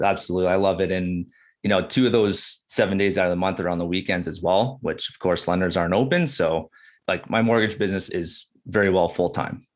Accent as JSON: {"language": "English", "town": "Burlington", "region": "Ontario", "country": "Canada", "tie": "born or raised there", "lives_now": "Beamsville, Canada", "said": "I'm born and raised in Burlington, Ontario"}